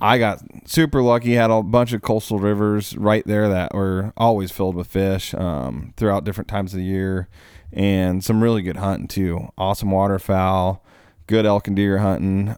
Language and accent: English; Alaska, United States; moved away; also born or lived in Oregon; I grew up in Alaska.